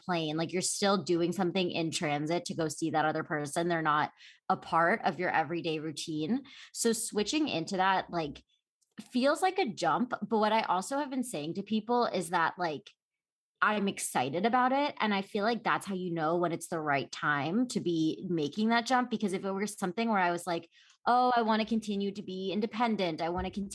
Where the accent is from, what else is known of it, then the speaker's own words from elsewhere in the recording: Philadelphia, Pennsylvania, United States; moved away as an adult; also born or lived in New York, United States; now in Los Angeles, United States; I grew up in Philadelphia. I'm from the East Coast